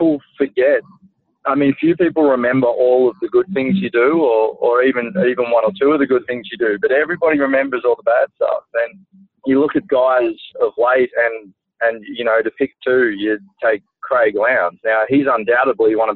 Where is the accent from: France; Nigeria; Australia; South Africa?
Australia; Gold Coast, Queensland; as a kid, I grew up on the Gold Coast watching that IndyCar race